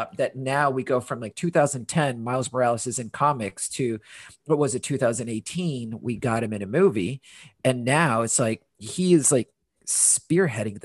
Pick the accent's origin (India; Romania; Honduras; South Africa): Honduras; also born or lived in London, United Kingdom / United States; now in Portland, United States; I am currently in Portland, but am originally from Honduras